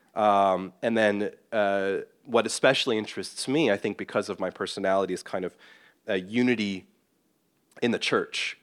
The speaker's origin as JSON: {"language": "English", "region": "Northern Ireland", "country": "United Kingdom", "moved": "yes", "lives_now": "United States", "said": "someone from Northern Ireland, which has its own kind of tricky political situation, as many of you would know in my home country"}